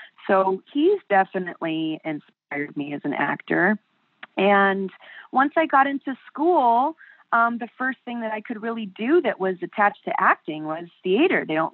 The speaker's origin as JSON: {"language": "English", "town": "Buena Park", "region": "California", "country": "United States", "tie": "born or raised there", "said": "I was raised in Buena Park, California"}